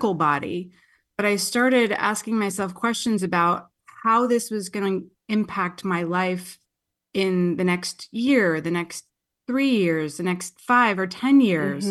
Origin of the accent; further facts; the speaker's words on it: New Jersey, United States; moved away as an adult; also born or lived in Queens, New York; now in California, United States; I'm from Jersey. I was born in Queens